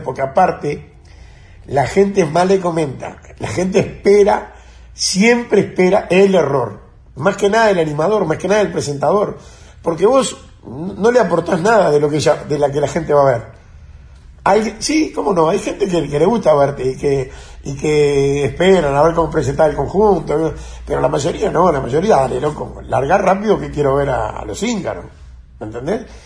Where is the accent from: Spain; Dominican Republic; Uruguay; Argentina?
Uruguay; Montevideo; yo me crié en Maroña, en Corral y Centenario